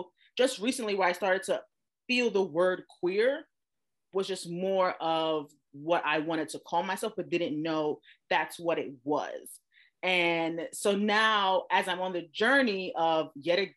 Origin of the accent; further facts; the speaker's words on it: New York City, New York, United States; now in Los Angeles, United States; I am originally from Brooklyn, New York. I live in Los Angeles, California now